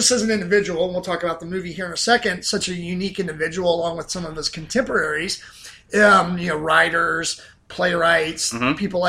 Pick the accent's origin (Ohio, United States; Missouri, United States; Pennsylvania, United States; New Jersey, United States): Ohio, United States; Southern; I grew up in Southern Ohio